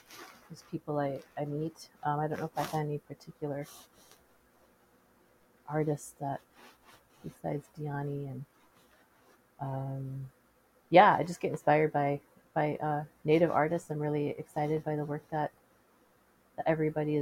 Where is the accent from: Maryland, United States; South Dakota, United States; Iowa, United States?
South Dakota, United States; Sisseton; also born or lived in Grand Rapids, Michigan; I was born and raised on the Lake Traverse Reservation. Grew up in Sisseton, attended the public school.